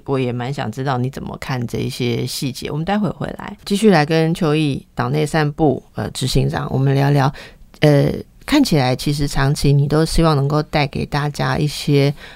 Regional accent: Taipei, Taiwan; 我从小在大道城长大的

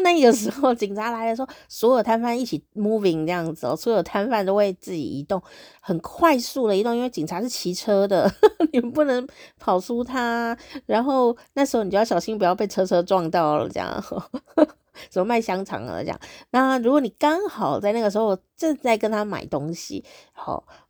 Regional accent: Taiwan; 我是台湾人

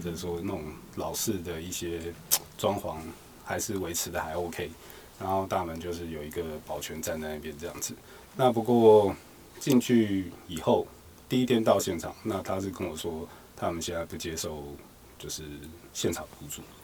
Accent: Taiwan; 我们就是一个台湾人的样子

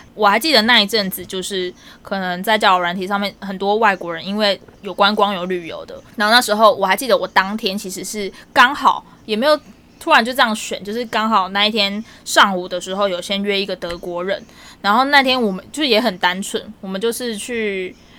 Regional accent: Tainan, Taiwan; also born or lived in Australia; 因为我是台南人

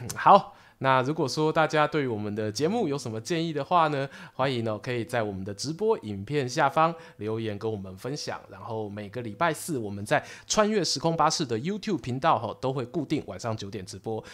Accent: Su'ao, Yilan County, Taiwan; 我老家宜兰苏澳

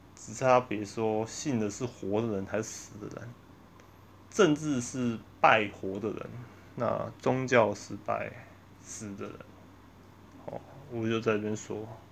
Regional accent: Taiwan; 我们台湾人

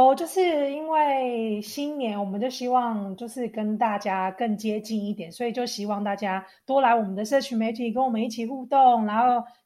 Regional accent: Taiwan; 我从小在台湾就就是因为爸爸工作的关系关系，所以就是我们会常常因为爸爸工作要呃升职，所以我们就会就因为他是军人，所以他需要常常调各个地方的营区。

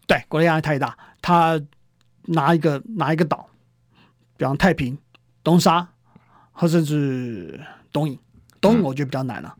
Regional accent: Taiwan; 我们台湾人

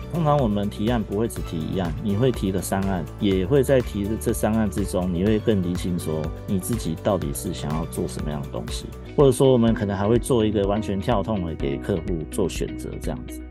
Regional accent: Taiwan; moved away; also born or lived in Japan; 我们台湾人是喜欢这种很丰富、很热闹的感觉

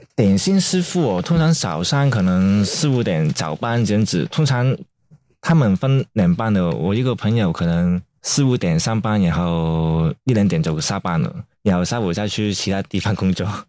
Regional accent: Hong Kong; now in Taiwan; 因为我也是香港人啊

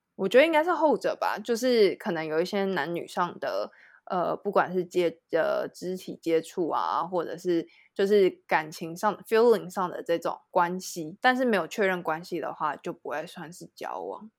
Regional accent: Taiwan; also born or lived in France; 我在台湾的朋友都会是，比如说像是国中、国小，然后或者是大学

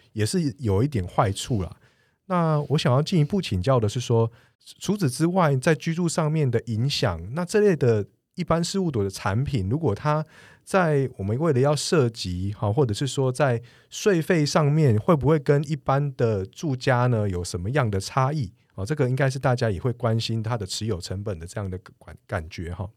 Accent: Taiwan; 我们台湾人

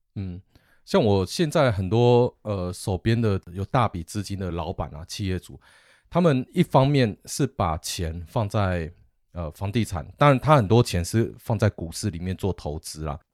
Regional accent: Taiwan; 我们台湾人

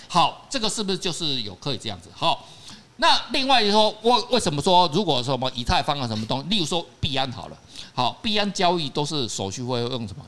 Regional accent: Taiwan; 我们台湾人

